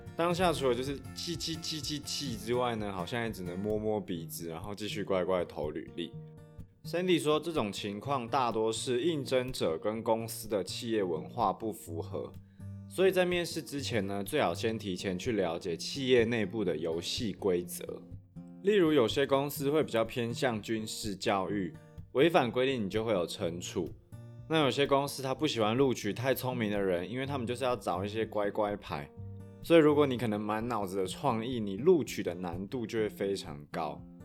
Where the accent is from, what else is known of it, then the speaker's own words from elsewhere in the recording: Taiwan; 像优势就是台湾人通常学习能力很快，而且较为刻苦耐劳。弱势的地方则是比较不擅长去包装自己，而且因为我们从小就是在儒家思想的体系长大